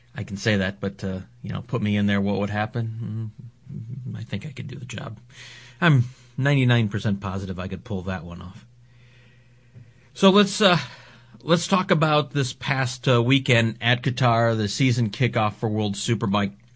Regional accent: United States; as an American

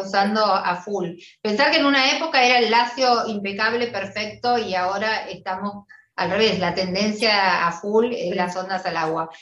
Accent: Argentina; nosotras las argentinas

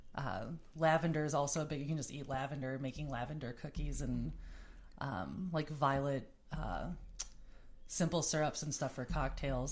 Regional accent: New Berlin, Wisconsin, United States; I grew up in essentially like New Berlin, Wisconsin, which is about a half hour away from Milwaukee

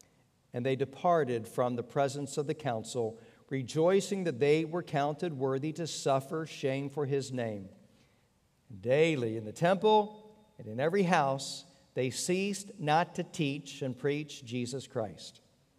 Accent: Pennsylvania, United States; born there; also born or lived in Texas / Virginia; I was born in Pennsylvania, lived in Texas, lived in Virginia

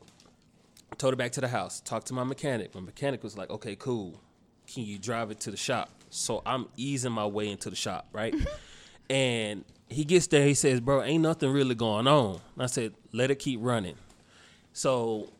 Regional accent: Dallas, Texas, United States; now in Austin, United States; I am from Dallas, Texas. What particular part? Oak Cliff

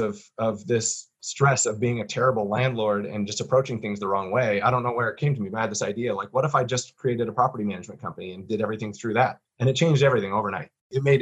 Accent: Boise, Idaho, United States; I am a Boise native

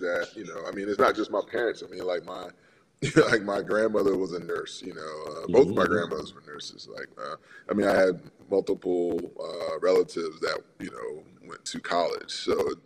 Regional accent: Miami, Florida, United States; also born or lived in New Jersey; I grew up in Miami. I spent all my formative years there, elementary school and high school

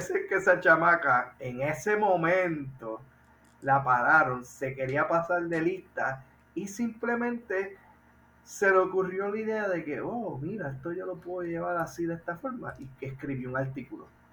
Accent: Puerto Rico; nosotros los puertorriqueños

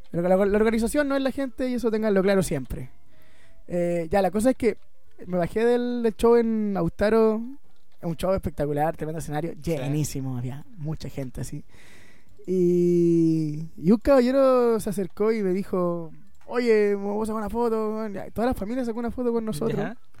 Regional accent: Puerto Varas, Los Lagos, Chile; Somos de Puerto Vara, eh, nos criamos aquí y no nos hemos ido de acá

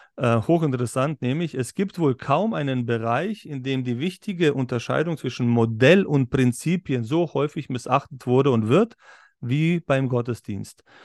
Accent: Berlin, Germany; now in Upper Bavaria, Germany; ich bin ich auch in Berlin äh, aufgewachsen

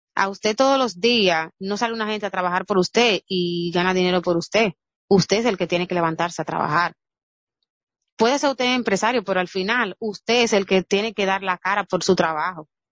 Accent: Dominican Republic; nosotros como dominicanos

